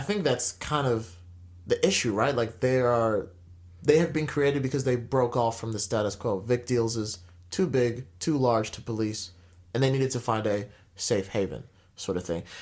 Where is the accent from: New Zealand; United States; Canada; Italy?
New Zealand; as a Kiwi